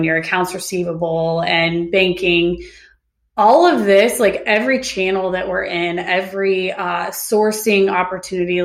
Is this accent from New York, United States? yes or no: no; Sun Valley, Idaho, United States; moved away as an adult; now in Bend, United States; I was born and raised in Idaho. I grew up, okay. Went to high school and middle school in Sun Valley, and then literally moved over here the day I turned 18